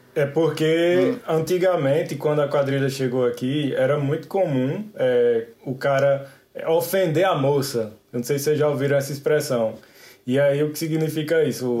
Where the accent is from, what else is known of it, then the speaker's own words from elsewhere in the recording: Emas, Paraíba, Brazil; accent: paraibano, do sertão paraibano; moved away as an adult; also born or lived in Campina Grande, Paraíba; now in France; Esse sotaque é um sotaque paraibano, do sertão paraibano, vem de Emas, na Paraíba.